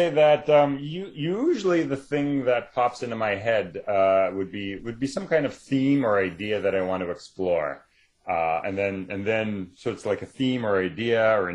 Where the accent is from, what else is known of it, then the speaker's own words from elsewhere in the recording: Canada; I think Canada on the world kind of gets ignored a lot, which means that I can just sort of be quietly back here writing